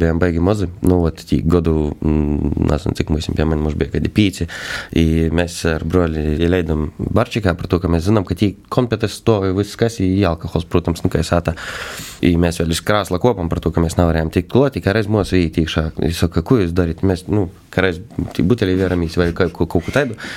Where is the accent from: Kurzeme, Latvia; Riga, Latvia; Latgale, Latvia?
Latgale, Latvia; Feimaņi parish; es esmu no Feimana pogas